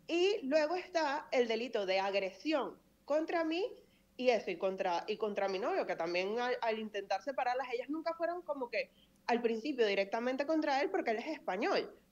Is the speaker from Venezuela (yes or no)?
yes; Venezuela; moved away as an adult; now in Spain; yo estoy muy orgullosa de ser tanto venezolana como española, porque ya yo llevo unos cuantos años aquí, yo me he ganado con, sudor y sangre mi nacionalidad española